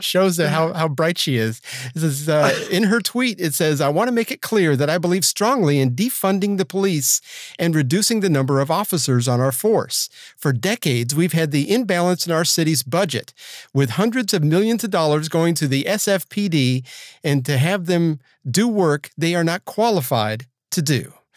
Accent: Georgia, United States; Georgia, my home state

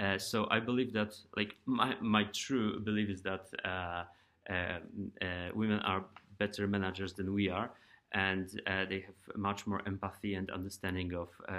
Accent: Poland; moved away as an adult; now in United States; I'm from Europe and Poland

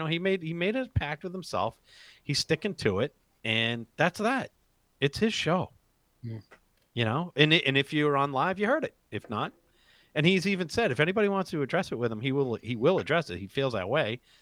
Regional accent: Boston, Massachusetts, United States; I was, you know, born and bred in Boston

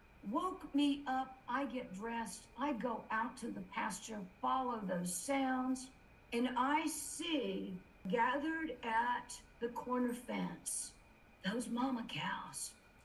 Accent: South Carolina, United States; And you mentioned I'm from South Carolina, so I've got good Southern manners.

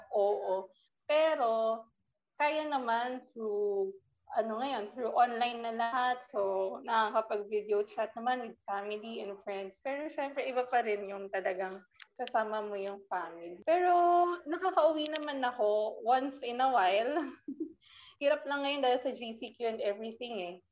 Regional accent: Calabarzon, Philippines; I came from Cavite

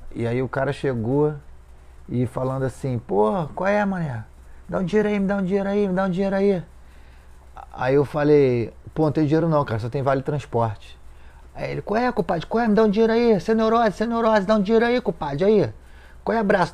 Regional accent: Rio de Janeiro, Brazil; desci lá no Moneró, onde eu me criei.

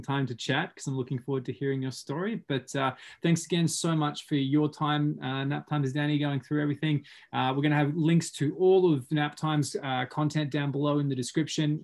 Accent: Sunshine Coast, Queensland, Australia; moved away as an adult; also born or lived in Whistler, Canada; now in Canada; I, am obviously from Australia. I'm from the Sunshine Coast.

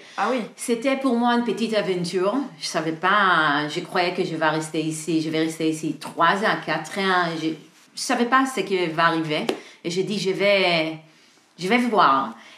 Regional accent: Israel; French is a second language; moved away as an adult; now in Paris, France; à l'origine, je suis d'Israël. Je suis arrivée à Paris il y a environ 12 ans

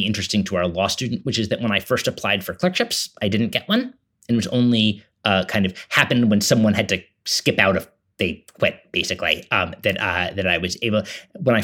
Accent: New York City, New York, United States; I grew up in New York City

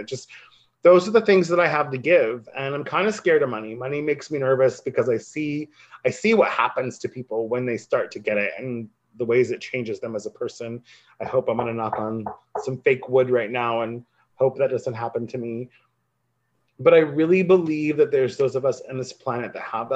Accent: a coastal town in Oregon, United States; moved away as an adult; now in Los Angeles, United States; my hometown and folks were like, we want to start a community radio. Can you help us? And I'm like, it's a coastal town in Oregon

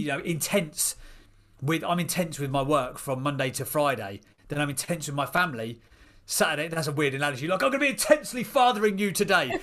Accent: Seer Green, South East England, United Kingdom; now in Chislehurst, United Kingdom; I grew up in a place called Sear Green, which was a little village out in Buckinghamshire

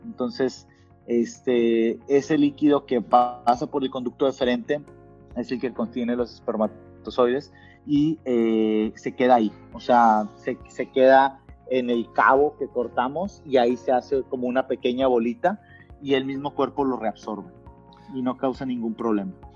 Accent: Monterrey, Nuevo León, Mexico; moved away as an adult; also born or lived in Mexico City / Canada; siendo regio

